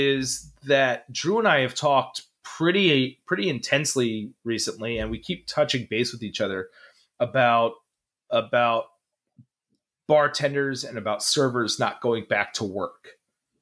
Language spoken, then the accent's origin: English; New York City, New York, United States; also born or lived in New Jersey; I grew up in New Jersey, New York City.